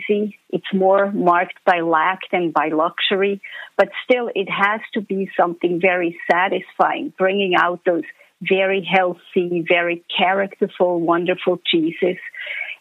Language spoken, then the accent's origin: English; Switzerland; moved away; I am Swiss. Swiss at heart and always will be.